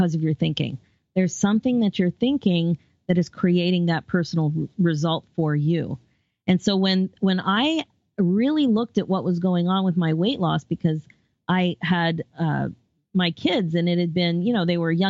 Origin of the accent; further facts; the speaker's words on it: Philadelphia, Pennsylvania, United States; now in Toronto, Canada; I'm originally from the Philadelphia area